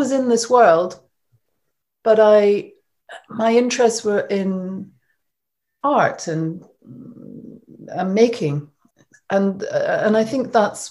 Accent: Scotland, United Kingdom; I grew up in Scotland, as you probably can tell from my accent.

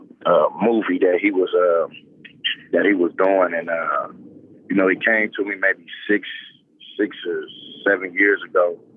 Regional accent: Oakland, California, United States; I just choose to play at Cal because that was my hometown

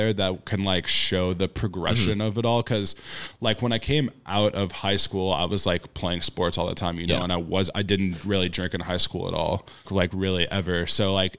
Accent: San Diego, California, United States; I'm from San Diego

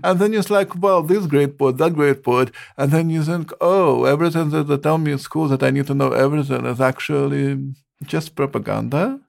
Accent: Ukraine; moved away; also born or lived in San Diego; I am come from Ukraine

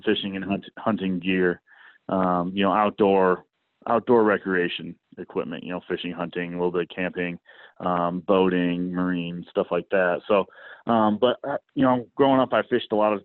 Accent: Kalamazoo, Michigan, United States; I'm from Kalamazoo, Michigan. Uh, you know, grew up in the outdoor industry

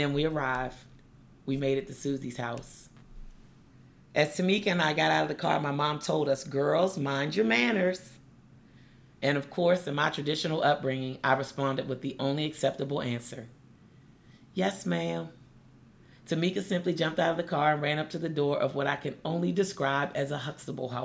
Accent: Seat Pleasant, Maryland, United States; my hometown of Sea Pleasant, Maryland

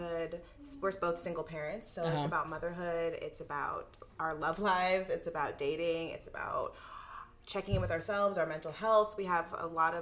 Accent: Los Angeles, California, United States; I grew up in California. I grew up mm-hmm. in LA, specifically the Valley. I'm a Valley girl.

